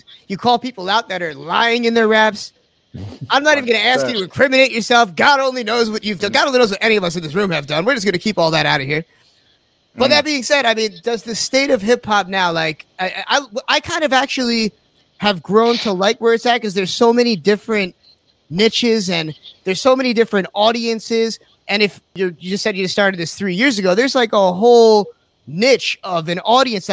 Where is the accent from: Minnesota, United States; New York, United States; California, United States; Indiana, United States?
New York, United States; the Hamptons; I'm from the Hamptons